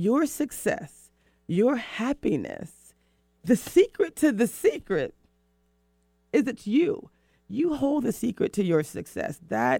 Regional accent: the South, United States; also born or lived in East Coast; now in West Coast, United States; I'm from the South.

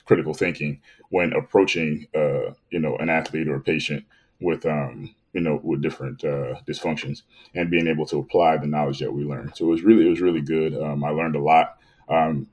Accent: Youngstown, Ohio, United States; I'm originally from Youngstown, Ohio. Grew up there as a four sport athlete in high school

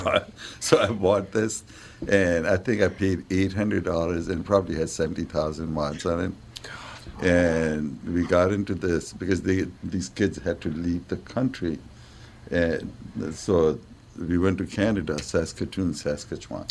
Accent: New Delhi, Delhi, India; moved away as an adult; now in United States; I'm from New Delhi

